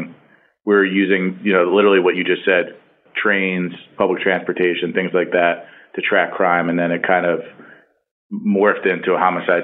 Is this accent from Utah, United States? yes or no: no; outside of Philadelphia, Pennsylvania, United States; I actually grew up I grew up outside of Philadelphia. My parents are both from Philadelphia.